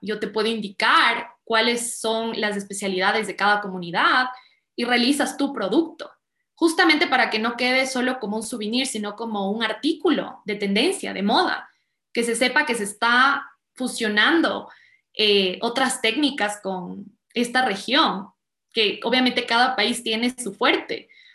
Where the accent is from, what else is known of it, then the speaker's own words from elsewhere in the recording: Quito, Pichincha, Ecuador; also born or lived in California; yo soy quiteña